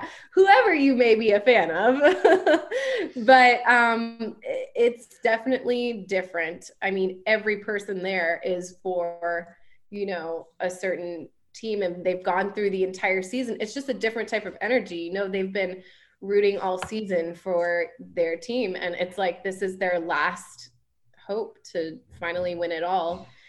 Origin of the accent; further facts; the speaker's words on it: Virginia, United States; I grew up in Virginia